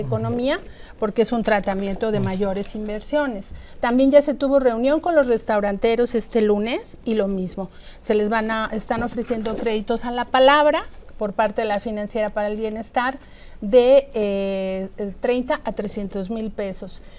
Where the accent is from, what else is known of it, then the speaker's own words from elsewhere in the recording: Mexico City, Mexico; los que somos de la Ciudad de México